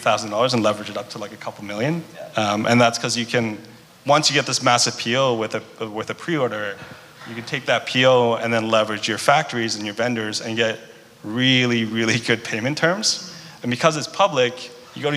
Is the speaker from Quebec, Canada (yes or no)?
no; Vancouver, British Columbia, Canada; growing up in Vancouver, we just like, that's all you hear whenever it's raining